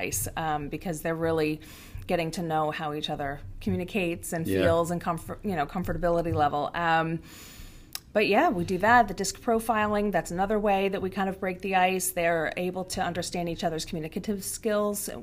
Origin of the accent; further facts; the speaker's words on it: Long Island, New York, United States; moved away as an adult; my husband and I, we both grew up on Long Island. We're both born and raised there